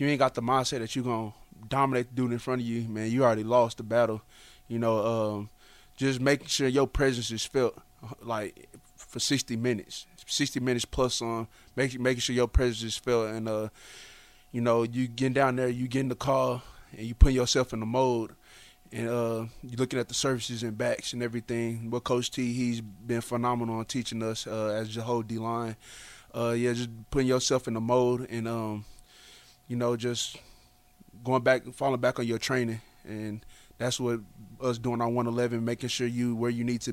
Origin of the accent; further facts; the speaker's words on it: Dallas, Texas, United States; I'm from Dallas